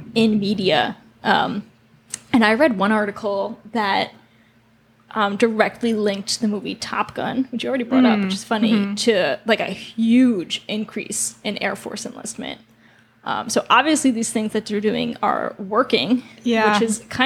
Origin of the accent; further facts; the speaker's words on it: United States; we're American